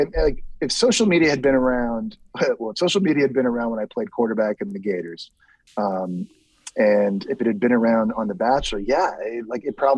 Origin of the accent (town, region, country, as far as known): Toronto, Ontario, Canada; born or raised there; moved away